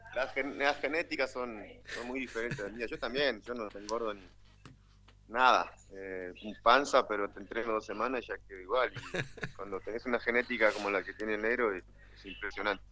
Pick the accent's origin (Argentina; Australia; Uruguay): Uruguay; Artigas; En mi ciudad natal, Artigas, capital, al norte del país.